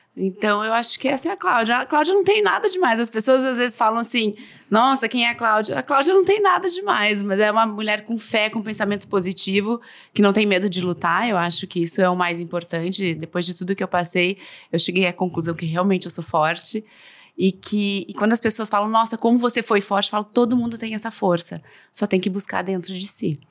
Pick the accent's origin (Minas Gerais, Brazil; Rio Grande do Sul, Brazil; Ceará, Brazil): Rio Grande do Sul, Brazil; Novo Hamburgo; also born or lived in São Paulo / Buenos Aires; now in Porto Alegre, Brazil; Depois voltei para cá, sou de Novo Hamburgo.